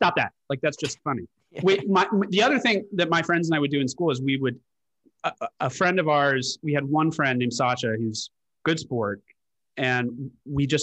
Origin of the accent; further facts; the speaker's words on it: Washington, District of Columbia, United States; also born or lived in London; my dad was stationed in D.C. for his work, and we stayed in D.C.